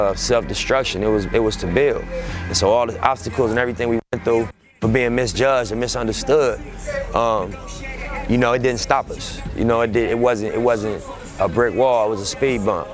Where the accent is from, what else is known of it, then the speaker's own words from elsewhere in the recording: Los Angeles, California, United States; I grew up in South Central Los Angeles